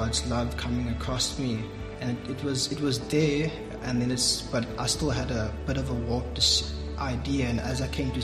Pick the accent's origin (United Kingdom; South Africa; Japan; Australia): South Africa; George, Western Cape; I'm actually from George